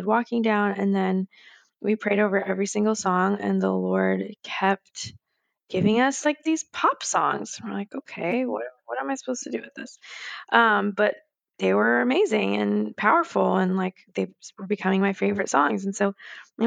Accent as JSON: {"language": "English", "region": "New Jersey", "country": "United States", "tie": "born or raised there", "also_born_or_lived": "Manhattan, New York", "moved": "yes", "lives_now": "Nashville, United States"}